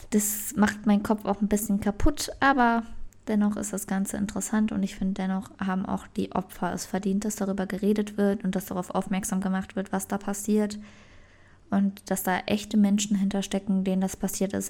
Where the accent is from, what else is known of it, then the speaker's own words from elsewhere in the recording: Germany; bei uns in Deutschland